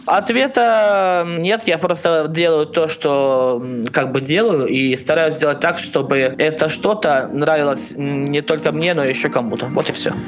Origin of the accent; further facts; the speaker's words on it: Smalyavichy, Minsk Region, Belarus; я не совсем из Минска, я из города Смолевичи, это Минская область